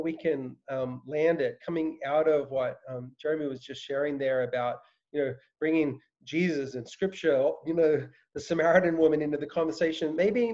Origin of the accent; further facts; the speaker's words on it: Australia; moved away; I grew up in Australia